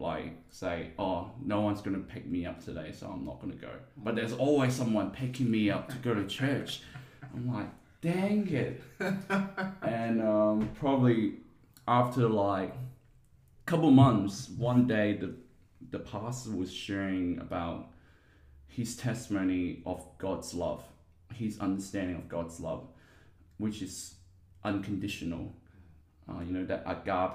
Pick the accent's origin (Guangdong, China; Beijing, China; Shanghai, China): Guangdong, China; Guangzhou; now in Perth, Australia; I was born in China in a city called Guangzhou, aka Canton. So that's where the language, the dialect Cantonese comes from. Yeah, so I lived half of my life there and the second half part of my life here in Perth.